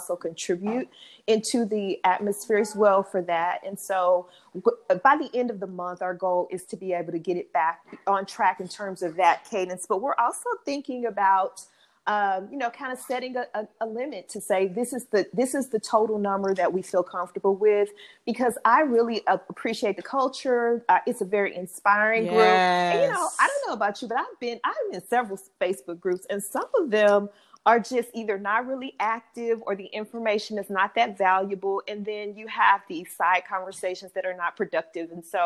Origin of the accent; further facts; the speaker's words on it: East St. Louis, Illinois, United States; now in St. Louis, United States; I'm from East St. Louis, Illinois. I live in St. Louis